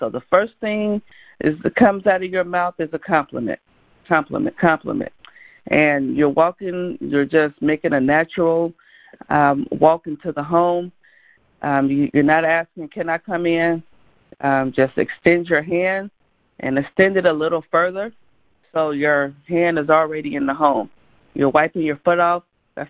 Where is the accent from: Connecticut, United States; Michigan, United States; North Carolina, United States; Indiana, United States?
Indiana, United States; Gary; I grew up in Gary, Indiana.